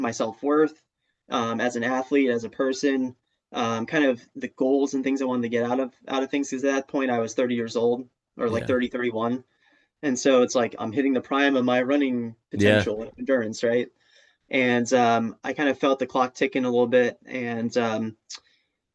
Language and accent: English; New Jersey, United States; also born or lived in Oklahoma; now in Rhode Island, United States; New Jersey, my home state